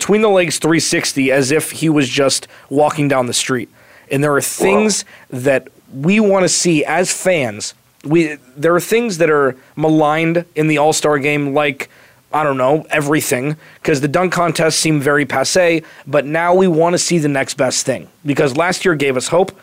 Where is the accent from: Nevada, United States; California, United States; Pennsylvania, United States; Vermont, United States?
California, United States; growing up in California